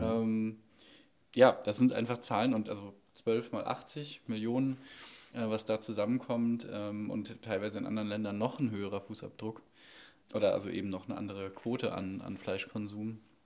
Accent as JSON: {"language": "German", "region": "North Rhine-Westphalia", "country": "Germany", "moved": "yes", "lives_now": "Sieben Linden, Germany", "said": "Ich komme aus Ostwestfalen"}